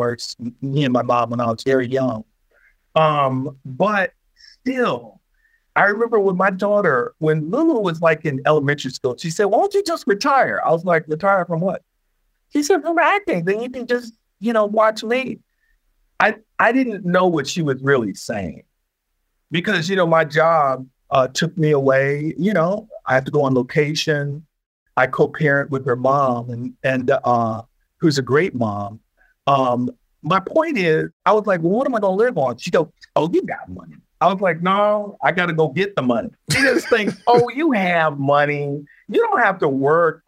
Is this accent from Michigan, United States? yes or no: yes; Detroit, Michigan, United States; I'm from Detroit, born and raised